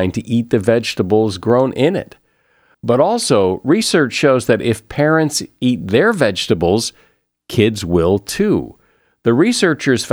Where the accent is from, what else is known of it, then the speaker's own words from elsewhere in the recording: United States; I'm American